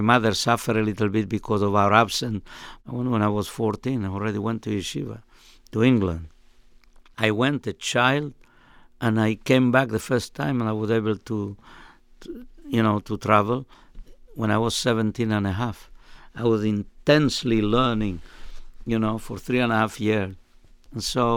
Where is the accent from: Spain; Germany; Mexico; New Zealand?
Spain; Melilla; now in Seattle, United States; I was born in Melilla, it's called. It's a city in North Africa that belonged to Spain for 500 years